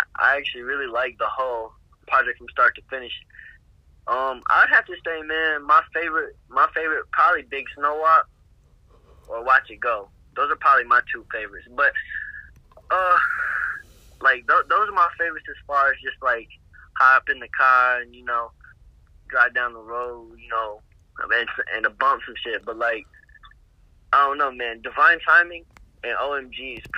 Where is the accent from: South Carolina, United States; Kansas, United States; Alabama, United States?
Alabama, United States; moved away; also born or lived in Indiana; I grew up in Alabama